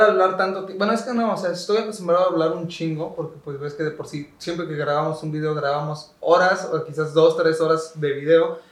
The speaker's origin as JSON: {"language": "Spanish", "town": "Córdoba", "region": "Veracruz", "country": "Mexico", "said": "de Córdoba, así de mi ciudad"}